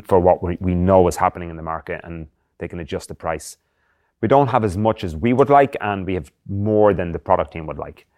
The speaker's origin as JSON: {"language": "English", "town": "Drogheda", "region": "Leinster", "country": "Ireland", "tie": "born or raised there", "moved": "as an adult", "said": "I'm from a town called Drogheda in County Louth, which is about fifty K north of Dublin, between Dublin and Belfast in the northeast of Ireland"}